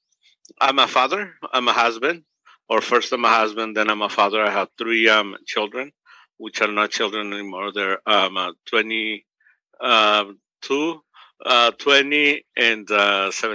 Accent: Mexico; now in United States; I'm from Mexico. I was born in Mexico, and I'm 1.5, which is I came to the United States before I was 15.

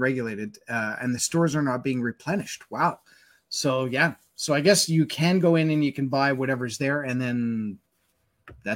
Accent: Winnipeg, Manitoba, Canada; now in Calgary, Canada; Winnipeg is my hometown

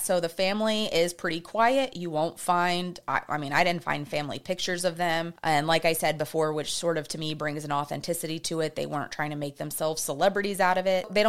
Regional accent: Texas, United States; I'm from Texas.

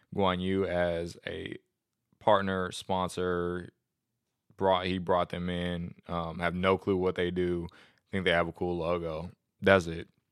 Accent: United States; I'm just an American

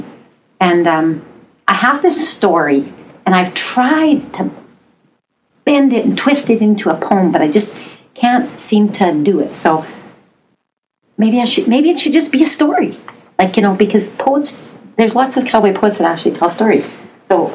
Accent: Canada; We are Canadian

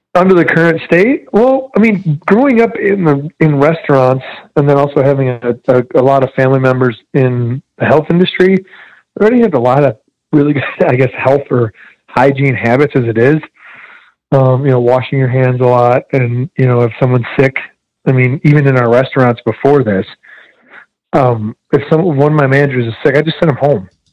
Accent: Detroit, Michigan, United States; now in Amarillo, United States; my mother and my grandmother kind of raised me to do charitable work like crazy growing up in Metro Detroit

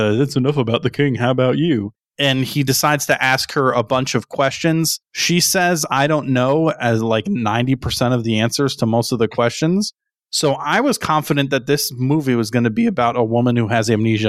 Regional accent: Connecticut, United States; I grew up in Southern Connecticut. I was 20 minutes away from what's heralded as pretty much the best pizza place in the United States.

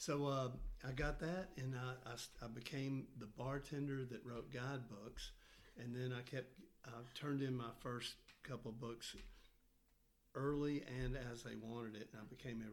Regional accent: Memphis, Tennessee, United States; now in Johnson City, United States; I grew up in Memphis, Tennessee, and I lived in the same house my whole life, typical kind of growing up. Then I went to the University of Tennessee

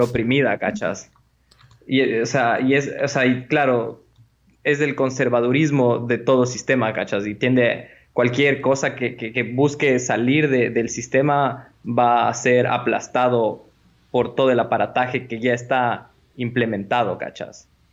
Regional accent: Ecuador; somos ecuatorianos

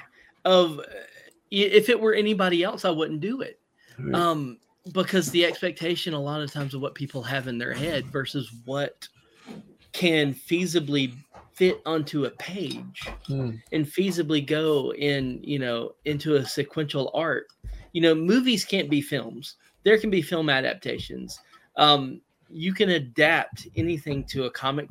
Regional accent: Southern, Southern United States, United States; accent: Southern; my Southern accent

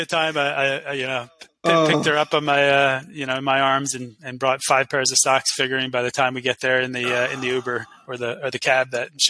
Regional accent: New York, United States; We, as a New Yorker, you know some of the stuff we did.

